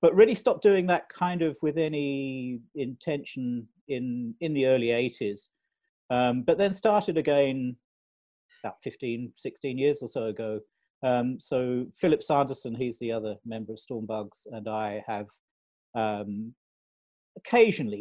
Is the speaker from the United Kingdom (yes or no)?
yes; London, United Kingdom; moved away as an adult; also born or lived in Australia; I'm from London originally